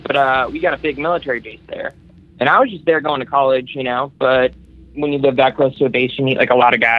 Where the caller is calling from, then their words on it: Southern California, United States; I'm calling from Southern California.